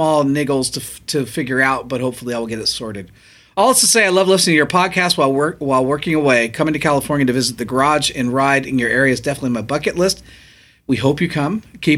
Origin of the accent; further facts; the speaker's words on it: New Zealand; now in Germany; I'm a Kiwi living in Germany.